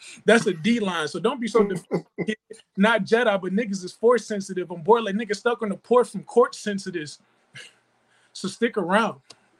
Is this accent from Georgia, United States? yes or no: no; Cleveland, Ohio, United States; I'm from Cleveland, Ohio.